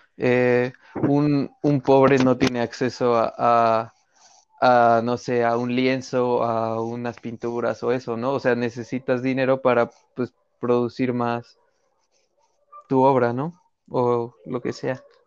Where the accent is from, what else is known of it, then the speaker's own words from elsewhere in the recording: Mexico; nuestra cultura como mexicanos